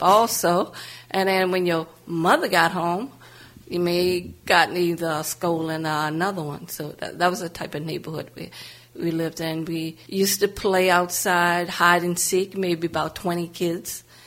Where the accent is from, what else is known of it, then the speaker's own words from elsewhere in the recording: New Orleans, Louisiana, United States; moved away as an adult; also born or lived in New York / Bronx / Lower East Side / California; I grew up in New Orleans, Louisiana, mm-hmm. but I wasn't born there. I moved there when I was close to 3